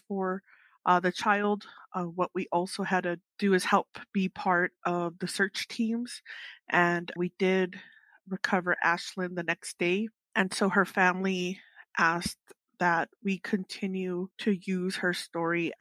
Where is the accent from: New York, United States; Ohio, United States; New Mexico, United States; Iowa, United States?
New Mexico, United States; Sheep Springs; I come from Sheep Springs here on the Navajo Nation